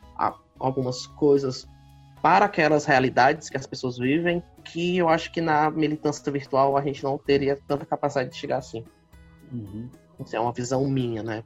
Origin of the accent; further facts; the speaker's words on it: Fortaleza metropolitan region, Ceará, Brazil; eu sou aqui da, de Fortaleza, né? Não exatamente de Fortaleza, mas da região metropolitana, da nossa querida capital, do Ceará